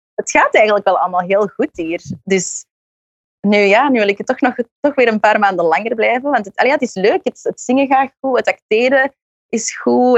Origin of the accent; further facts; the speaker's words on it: Belgium; moved away as an adult; now in New York, United States; ik ben een zangeresje uit België